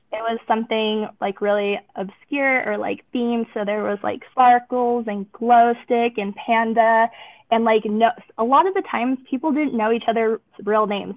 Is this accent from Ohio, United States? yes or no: no; Southern California, United States; moved away as an adult; now in Utah, United States; I am originally from Southern California